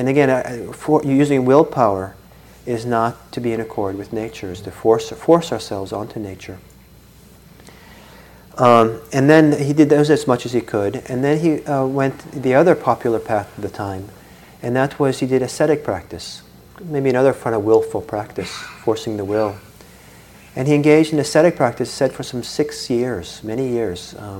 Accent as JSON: {"language": "English", "country": "Italy", "tie": "born or raised there", "said": "I grew up partly in Italy, and when I was about 10 or so, and I used to take the public bus to school and back every day"}